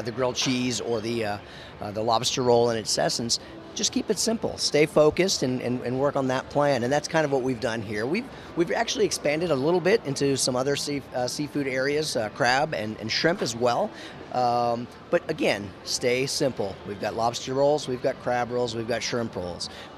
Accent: Maine, United States; I'm also from Maine. I didn't tell you that yet, but I was, you know, born from Maine

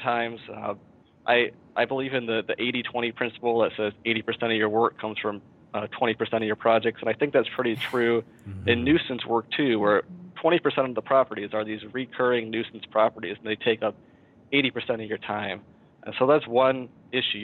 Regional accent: Mount Vernon, Iowa, United States; I grew up in Mount Vernon, Iowa

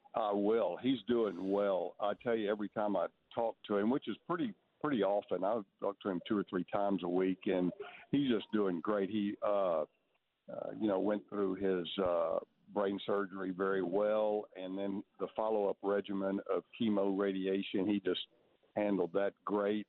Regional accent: Texas, United States; growing up in Texas

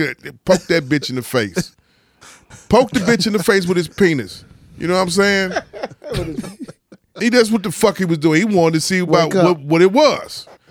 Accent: Philadelphia, Pennsylvania, United States; Well, I'm from Philly.

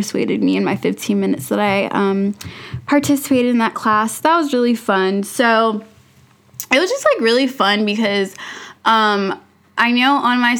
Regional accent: Atlanta, Georgia, United States; I've lived here since I was younger

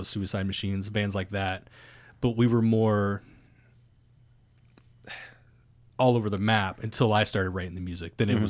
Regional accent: Ohio, United States; I'm from Ohio, man.

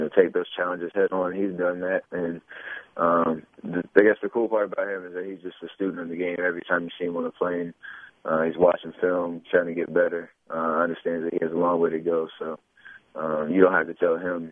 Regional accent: Charlotte, North Carolina, United States; being in my backyard growing up in Charlotte

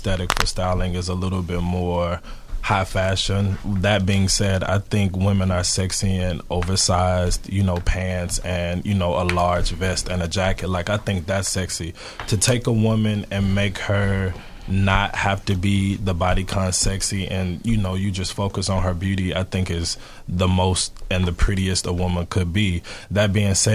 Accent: Memphis, Tennessee, United States; I'm from the South, so I'm from Memphis, Tennessee

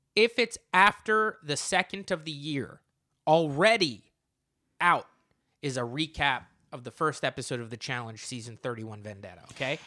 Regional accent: New Jersey, United States; now in New York, United States; I'm from New Jersey

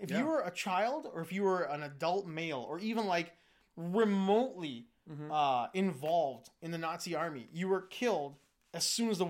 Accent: Vancouver, British Columbia, Canada; I grew up in Vancouver, but I spent my youth in Vancouver.

